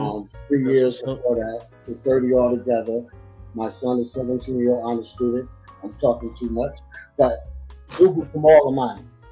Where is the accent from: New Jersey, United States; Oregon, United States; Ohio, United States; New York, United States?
New York, United States; New York City; also born or lived in Bronx; I was born in Harlem, so the Bronx just put the spice on it